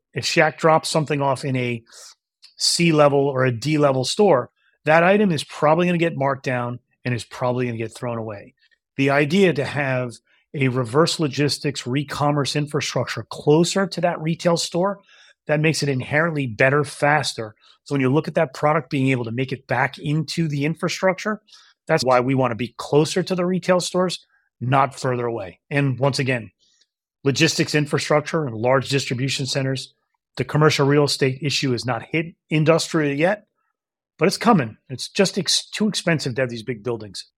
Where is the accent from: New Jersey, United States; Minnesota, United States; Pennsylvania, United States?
New Jersey, United States; moved away as an adult; also born or lived in New York / Maine; I'm born in New York, raised in New Jersey